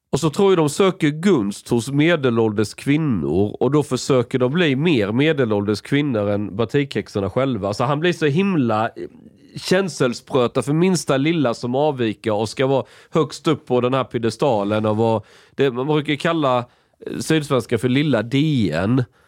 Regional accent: Skåne, Sweden; när jag växte upp i Skåne

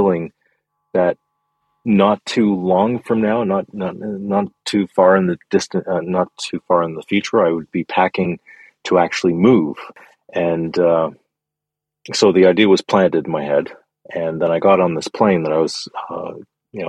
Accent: Canada; I grew up in Canada

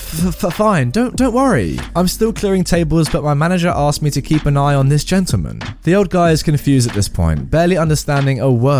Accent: Caernarfon, Wales, United Kingdom; Which made me really happy because I'm from Caernarfon.

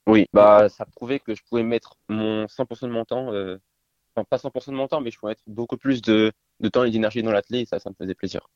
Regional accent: Nantes, Pays de la Loire, France; also born or lived in Brest; Je suis né à Brest et euh, je suis venu à Nantes

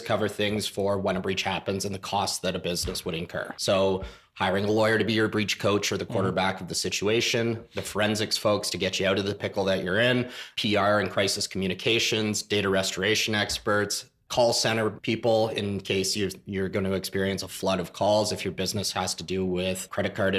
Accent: Canada

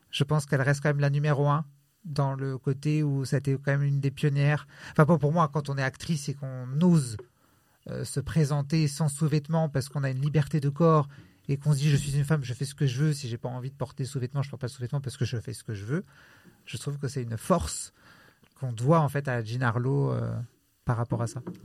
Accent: Italy; je suis italien

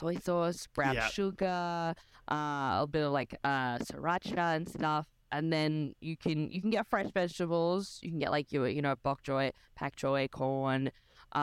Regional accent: Sydney, New South Wales, Australia; I'm from Sydney.

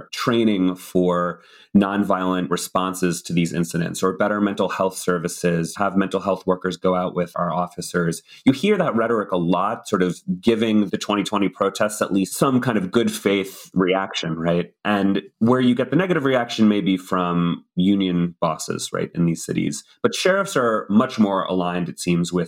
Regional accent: United States; growing up in the United States

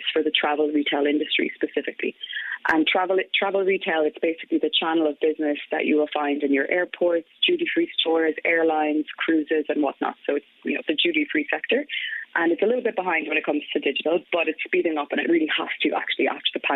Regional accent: County Galway, Connacht, Ireland; moved away; also born or lived in France; I'm originally from Galway. So I grew up in Crawhill, a small village in County Galway

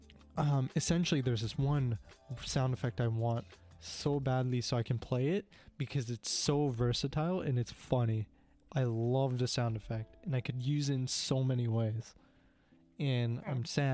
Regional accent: Canada; I'm Canadian

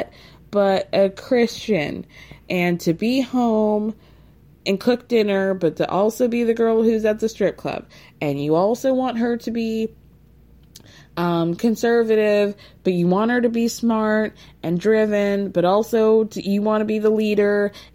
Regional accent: Atlanta, Georgia, United States; I'm from Atlanta

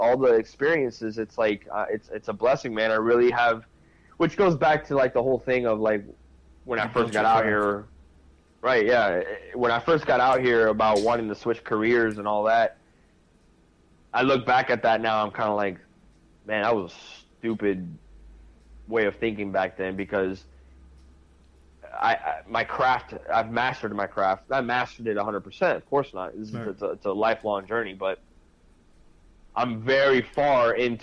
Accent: Key West, Florida, United States; moved away as an adult; now in West Coast, United States; wanting to get out of my hometown, out of Key West

